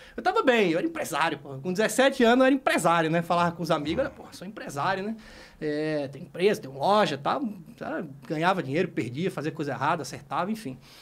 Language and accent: Portuguese; Maceió, Alagoas, Brazil; Eu eu nasci e cresci em Maceió, Alagoas.